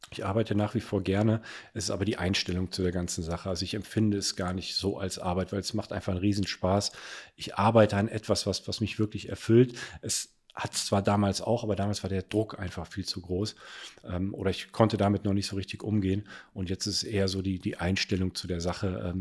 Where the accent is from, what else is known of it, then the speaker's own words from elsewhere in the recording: Cologne, North Rhine-Westphalia, Germany; Zu dem Zeitpunkt war ich in Frankfurt damals und wollte aber irgendwann mal nach Köln zurück. Ich bin Kölner äh, durch und durch und ähm, habe die Wohnung in Köln gekauft